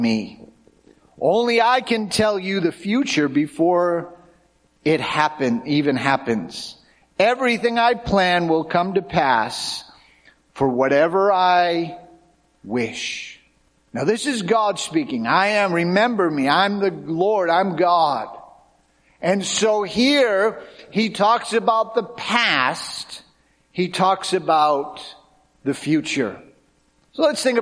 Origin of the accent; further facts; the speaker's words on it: Cape Cod, Massachusetts, United States; growing up on Cape Cod, where my wife and I grew up